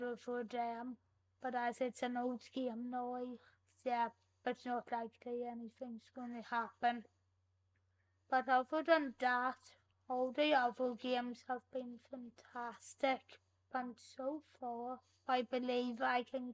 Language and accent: English; Northern Ireland, United Kingdom; accent: Northern Ireland; my Northern Ireland accent